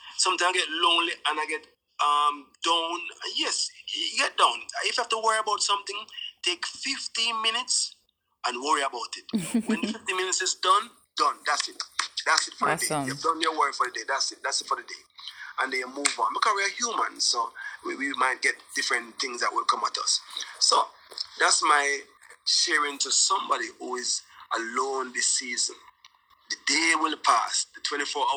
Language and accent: English; Jamaica; born or raised there